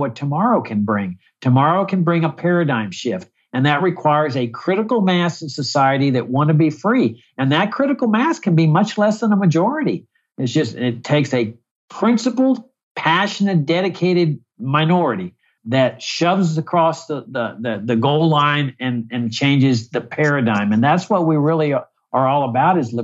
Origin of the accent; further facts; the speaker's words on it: Laredo, Texas, United States; moved away; my hometown of Laredo, Texas